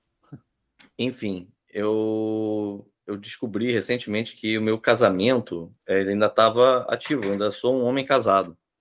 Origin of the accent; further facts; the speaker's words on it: Brasília, Federal District, Brazil; eu sou de Brasília, então o meu, é, O meu cartório onde eu tô registrado é lá.